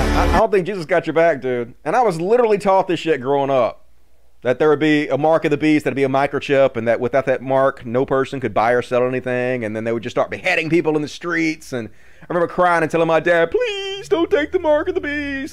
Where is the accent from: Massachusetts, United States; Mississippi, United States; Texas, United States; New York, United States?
Mississippi, United States; I'm from Mississippi